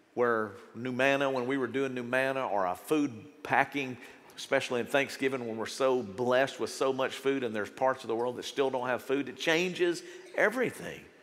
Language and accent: English; United States; As an American